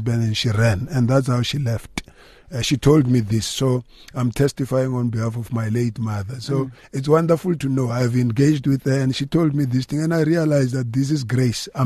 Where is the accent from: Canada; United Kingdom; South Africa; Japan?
South Africa; Limpopo; now in Gauteng, South Africa; I grew up in Limpopo and I'm now based in Gauteng